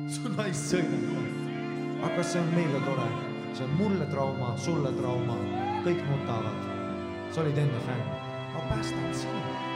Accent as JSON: {"language": "Estonian", "town": "Viimsi", "region": "Harju County", "country": "Estonia", "said": "ma olen nagu Viimsist heast kohast"}